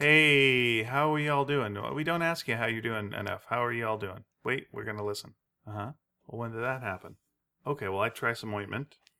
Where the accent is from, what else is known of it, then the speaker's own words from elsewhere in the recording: North Delta, British Columbia, Canada; we grew up in North Delta